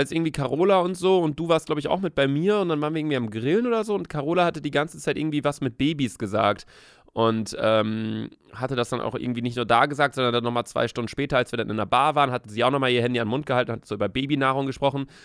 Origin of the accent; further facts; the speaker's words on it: Hamburg, Germany; bei Heats muss ich immer an Kiez denken hier in Hamburg. Ich komme aus Hamburg.